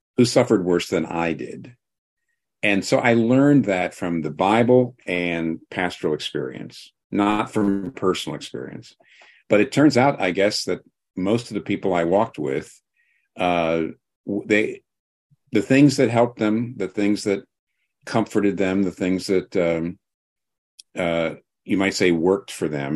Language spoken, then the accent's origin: English; United States; I'm not Welsh, I'm American